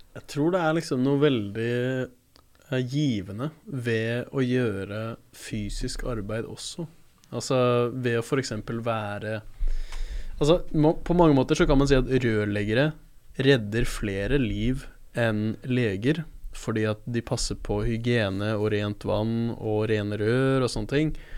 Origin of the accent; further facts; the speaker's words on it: Oslo, Norway; født og oppvokst i Oslo sentrum